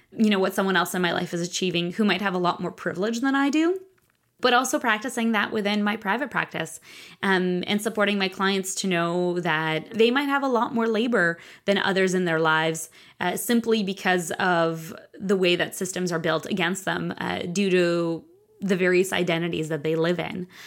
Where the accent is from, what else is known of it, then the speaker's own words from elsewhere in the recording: Moscow, Russia; moved away; I grew up in Russia, in Moscow